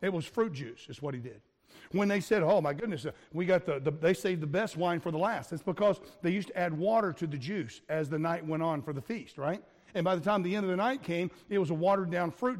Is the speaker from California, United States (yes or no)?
no; South Florida, United States; I grew up in South Florida, and we used to have these big alligators in our neighborhood